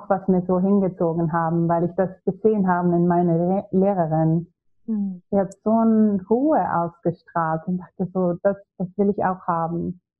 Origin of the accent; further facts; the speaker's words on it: Sweden; German is a second language; now in Hamburg, Germany; ja, also ich komme ursprünglich aus Schweden, aber ich habe jetzt wieder drei Jahre in Hamburg gelebt und ich kam das erste Mal nach Deutschland vor zehn Jahren.